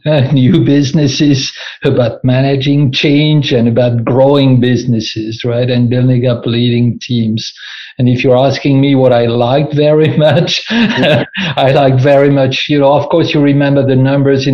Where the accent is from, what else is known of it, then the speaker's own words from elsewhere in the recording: France; moved away as an adult; also born or lived in Rotterdam, Netherlands; now in Netherlands; I'm originally from France